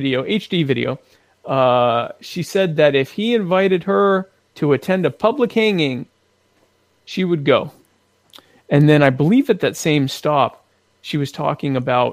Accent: the South, United States; also born or lived in Horry County, South Carolina; I'm from the South.

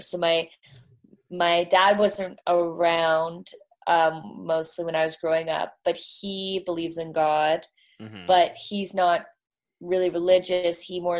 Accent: Toronto, Ontario, Canada; Well, like Toronto is East. Not the East Coast, but like East. Toronto's East Coast.

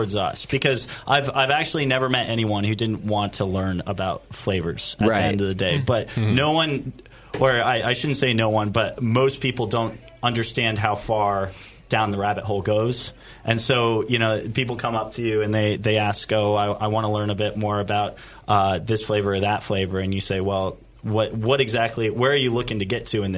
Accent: Colorado, United States; moved away as an adult; now in Scotland; I'm originally from Colorado

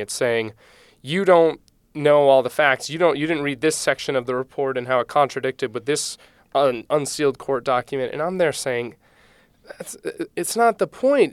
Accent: Maine, United States; I grew up in Maine

